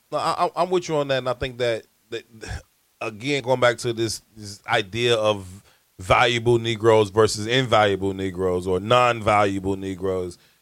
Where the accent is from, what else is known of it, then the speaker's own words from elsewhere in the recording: Chicago, Illinois, United States; I'm from South Shore. I've been there my whole entire life